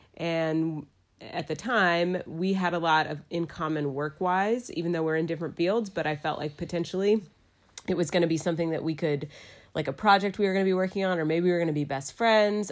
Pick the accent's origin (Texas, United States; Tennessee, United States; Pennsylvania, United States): Texas, United States; Dallas; moved away as an adult; also born or lived in New York City; now in Asheville, United States; I'm from Dallas, Texas. I moved to Asheville, North Carolina in two thousand two for college.